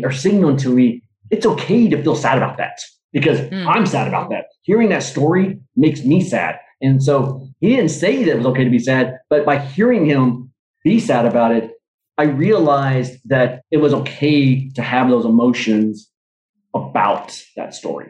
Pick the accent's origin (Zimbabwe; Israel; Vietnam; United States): Vietnam; born there; Like I was adopted, I was born in Vietnam, you know?